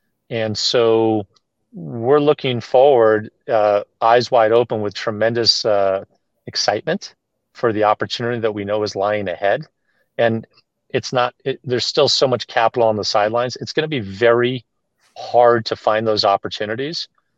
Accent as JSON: {"language": "English", "town": "Boston", "region": "Massachusetts", "country": "United States", "said": "You know, I'm a Bostonian, so well, I always try to, you know"}